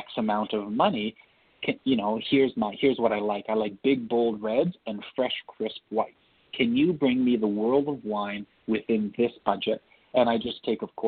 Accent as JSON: {"language": "English", "town": "Toronto", "region": "Ontario", "country": "Canada", "tie": "born or raised there", "said": "I was born in Toronto"}